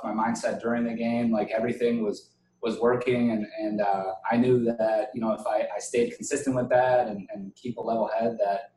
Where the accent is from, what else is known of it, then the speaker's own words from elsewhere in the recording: Wisconsin, United States; I used to love going to Miller Park. I grew up maybe 30 minutes from there